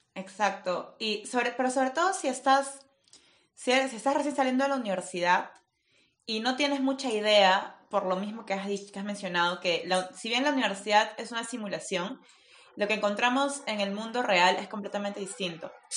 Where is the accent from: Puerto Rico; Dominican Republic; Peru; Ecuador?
Peru; soy peruana